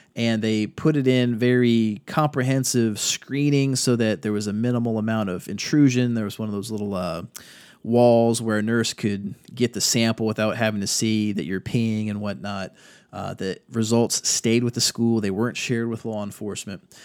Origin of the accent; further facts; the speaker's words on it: Virginia Beach, Virginia, United States; now in North Carolina, United States; I'm from Virginia Beach